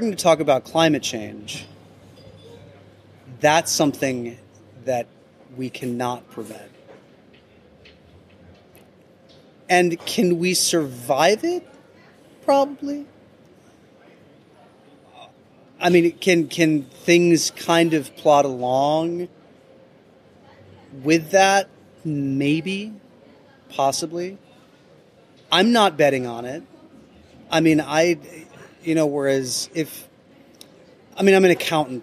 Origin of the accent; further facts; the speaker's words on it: Midwestern town, United States; In my Midwestern town